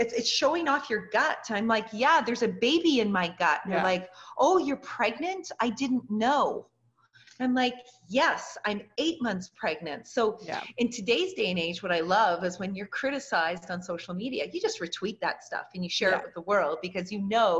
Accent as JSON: {"language": "English", "country": "Canada", "also_born_or_lived": "Lubbock, Texas", "moved": "as an adult", "said": "I was from Canada."}